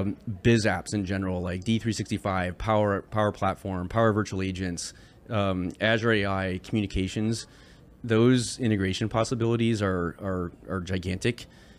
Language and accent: English; Michigan, United States; Because I grew up in Michigan. So why don't I know this?